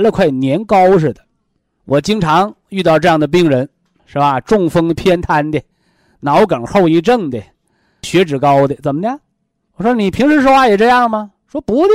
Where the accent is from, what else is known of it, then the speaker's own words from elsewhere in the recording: China; 我们中国人说叫三魂七魄。